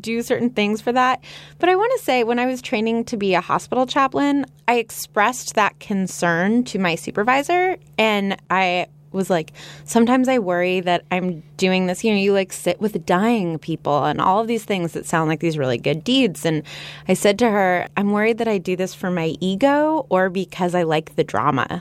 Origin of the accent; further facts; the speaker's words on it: Los Angeles, California, United States; I'm from Los Angeles, which is the home of the movie industry